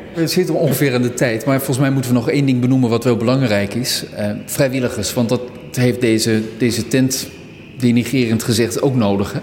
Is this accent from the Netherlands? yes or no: yes; Neede, Gelderland, Netherlands; ik kom oorspronkelijk uit Neden, klein dorpje in de Achterhoek.